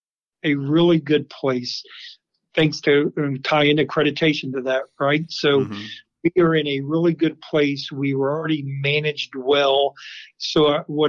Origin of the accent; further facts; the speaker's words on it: Manassas, Virginia, United States; I grew up here in Manassas